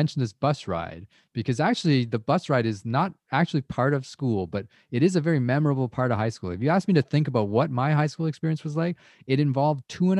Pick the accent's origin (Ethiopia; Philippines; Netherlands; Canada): Canada; Toronto, Ontario; you and I grew up in Scarborough.